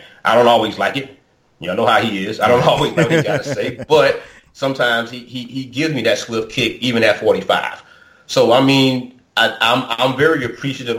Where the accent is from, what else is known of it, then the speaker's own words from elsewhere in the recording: United States; growing up in Oakland Heights